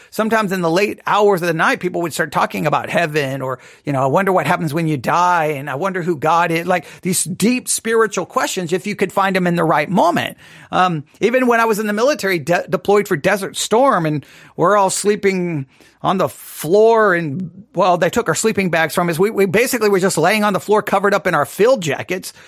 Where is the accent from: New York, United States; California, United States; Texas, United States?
Texas, United States; West; moved away; also born or lived in Nebraska; growing up in West Texas